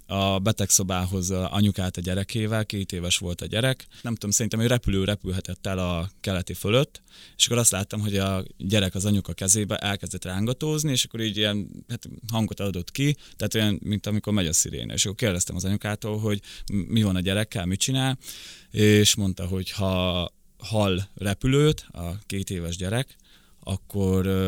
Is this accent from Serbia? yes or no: no; Rakhiv, Zakarpattia Oblast, Ukraine; born there; kárpátaljai, ugye sok kárpátaljai jön át onnan, tudják a többsége, hogy egyébként hol van Rahó, ahol születtem